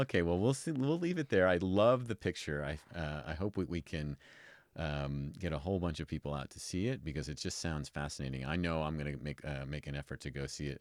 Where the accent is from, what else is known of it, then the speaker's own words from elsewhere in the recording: New York City, New York, United States; moved away as an adult; now in Reno, United States; I'm from New York originally